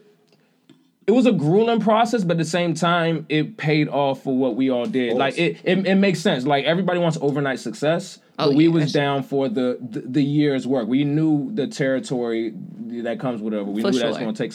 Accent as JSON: {"language": "English", "town": "Clinton", "region": "Maryland", "country": "United States", "moved": "as an adult", "lives_now": "New York, United States", "said": "From Maryland. I'm from Prince George's County, Clinton."}